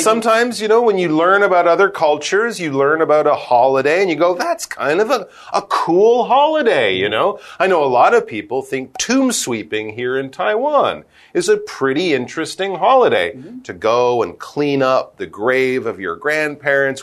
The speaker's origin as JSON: {"language": "English", "country": "Canada"}